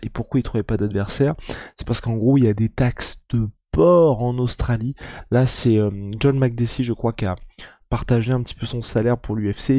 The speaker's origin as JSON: {"language": "French", "country": "France", "said": "Moi, en tant que Français"}